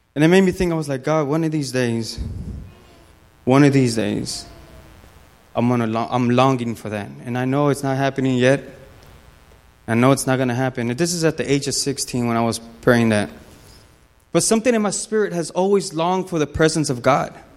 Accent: Los Angeles, California, United States; moved away; I'm, I'm from California. Whoop, whoop, Lakers. So I'm, I'm from Los Angeles

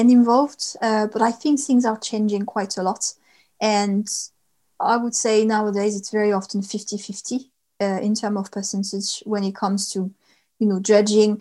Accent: Lot-et-Garonne, Nouvelle-Aquitaine, France; I grew up in the southwest of France in a region called the Lot-et-Garonne.

